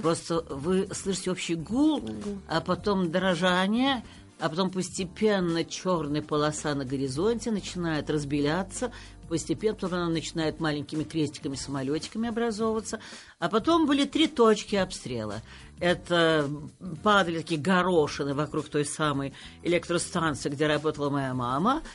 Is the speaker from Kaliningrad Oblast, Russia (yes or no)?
no; Moscow, Russia; я москвичка, я коренная москвичка и тем горда